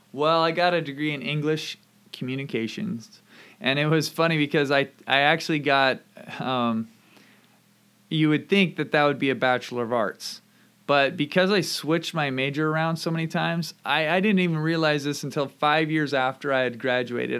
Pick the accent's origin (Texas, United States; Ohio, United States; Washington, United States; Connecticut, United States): Washington, United States; Camano Island; moved away as an adult; also born or lived in Oregon / Vancouver, Canada / Indianapolis; I grew up here on Kamano Island and lived here through high school